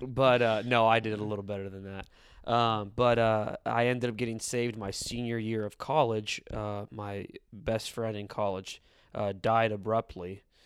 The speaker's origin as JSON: {"language": "English", "town": "San Diego", "region": "California", "country": "United States", "tie": "born or raised there", "said": "born and raised in East San Diego"}